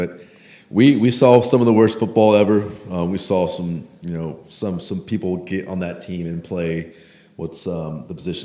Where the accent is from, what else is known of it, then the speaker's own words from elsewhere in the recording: Dallas, Texas, United States; I'm from the Dallas part of Texas. Born and raised a Cowboys fan